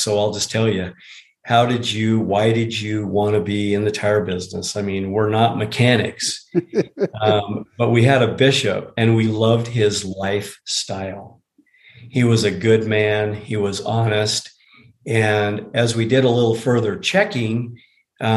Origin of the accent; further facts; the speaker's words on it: Salt Lake City, Utah, United States; I was born and raised here in Salt Lake City.